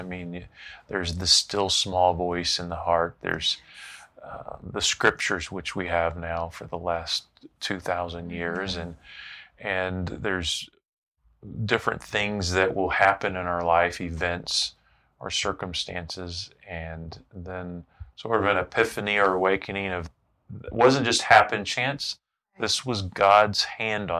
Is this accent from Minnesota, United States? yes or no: no; Central Florida, United States; moved away as an adult; also born or lived in Oklahoma; I was raised in Central Florida